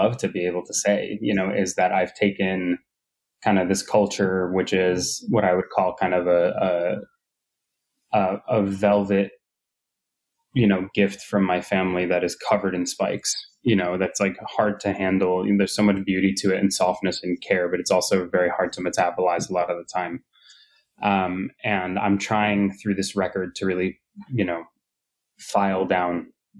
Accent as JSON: {"language": "English", "region": "New York", "country": "United States", "tie": "born or raised there", "said": "being a New Yorker and growing up in New York"}